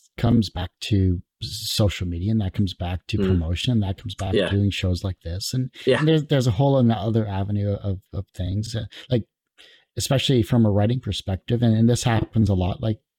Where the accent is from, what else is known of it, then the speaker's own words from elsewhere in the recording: Canada; And I'm Canadian too, so I'm like half the US dollar.